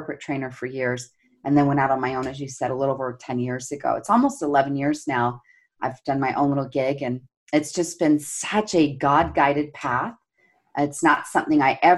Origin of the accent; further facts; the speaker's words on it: Salt Lake City, Utah, United States; And I grew up here in Salt Lake City, Utah, where I'm based